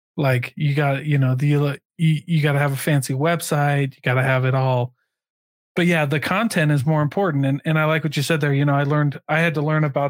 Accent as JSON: {"language": "English", "region": "Iowa", "country": "United States", "moved": "yes", "said": "I came from Iowa"}